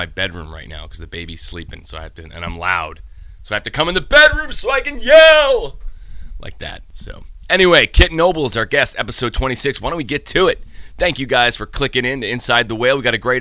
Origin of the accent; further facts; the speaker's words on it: Syracuse, New York, United States; now in Nantucket, United States; I grew up in Syracuse